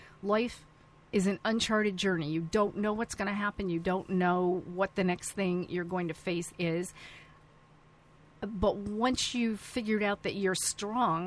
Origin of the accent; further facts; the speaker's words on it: North Syracuse, New York, United States; moved away; I grew up in North Syracuse, New York.